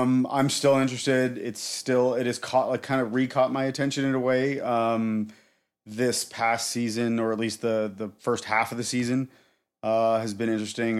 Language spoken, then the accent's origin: English; Canada; I'm her Canadian boyfriend